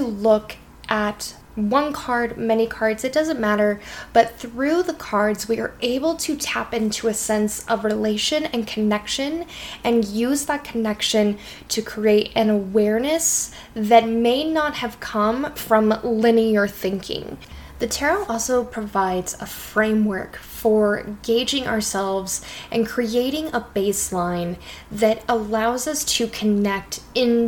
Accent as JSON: {"language": "English", "region": "Colorado", "country": "United States", "tie": "born or raised there", "said": "growing up in Colorado, being in the mountains"}